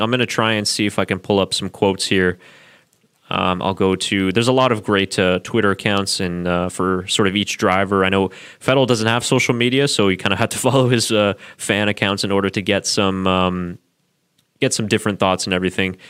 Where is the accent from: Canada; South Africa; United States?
Canada; Burlington, Ontario; I was actually born in Burlington, Ontario, which is pretty much right next there to, uh, Hamilton, so I do know that area fairly well.